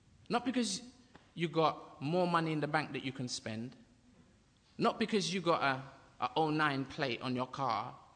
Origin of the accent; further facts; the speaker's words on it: England, United Kingdom; also born or lived in Jamaica; I'm from a place abroad, a foreign place called England